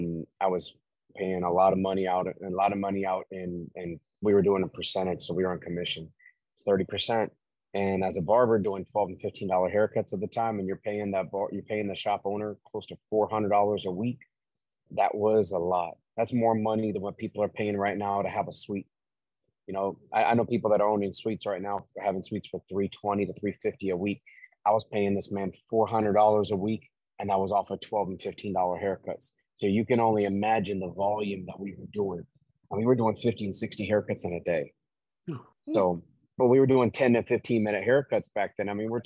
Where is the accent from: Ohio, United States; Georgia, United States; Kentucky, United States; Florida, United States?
Florida, United States; Tampa; No, born and raised.